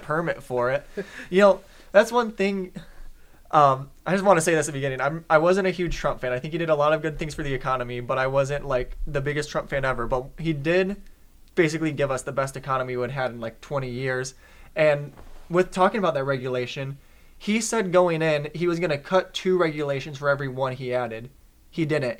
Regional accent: Detroit, Michigan, United States; I'm from Detroit

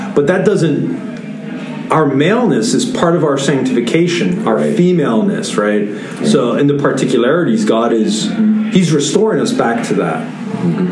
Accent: New York City, New York, United States; I was born and raised in New York City

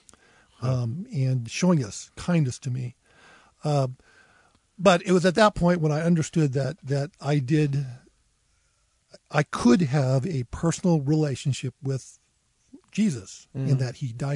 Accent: Oregon coast, United States; now in Moscow, United States; I grew up on the Oregon coast.

